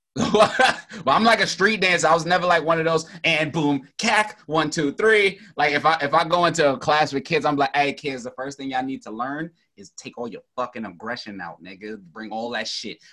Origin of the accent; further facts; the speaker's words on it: New York City, New York, United States; I'm from Brooklyn